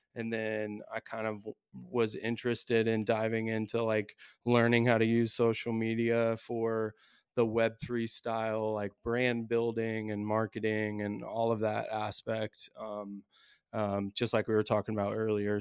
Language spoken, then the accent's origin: English; Indiana, United States; I'm from the States, Indiana, I teach in a public high school